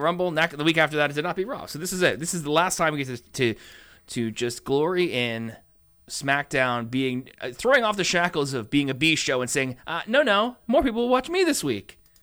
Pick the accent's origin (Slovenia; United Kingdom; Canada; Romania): Canada; we're Canadian